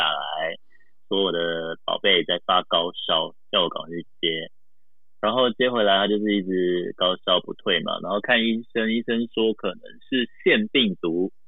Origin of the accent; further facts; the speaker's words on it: Taiwan; moved away as an adult; also born or lived in Japan; 对，所以因为从小在台湾长大嘛，我也是第一次到日本，第一次看到雪